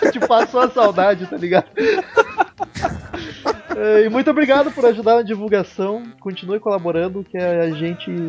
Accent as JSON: {"language": "Portuguese", "region": "São Paulo", "country": "Brazil", "said": "tenho 26 anos, me sentindo a tia ouvinte, e sou de São Paulo, capital."}